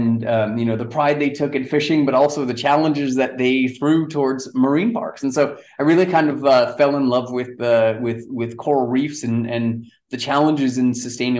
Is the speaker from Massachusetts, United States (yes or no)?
yes; Amherst, Massachusetts, United States; now in Townsville, Australia; I grew up in Amherst, Massachusetts, actually in the hills just outside of Amherst, which is a cool little college town